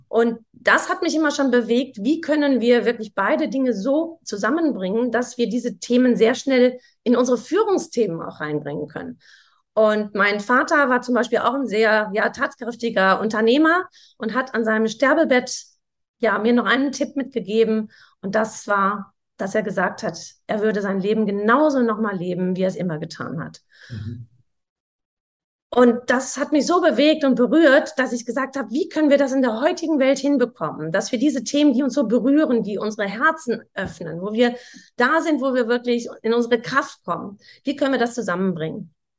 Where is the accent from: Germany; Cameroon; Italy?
Germany; Sauerland, North Rhine-Westphalia; Ich komme ja auch aus dem Sauerland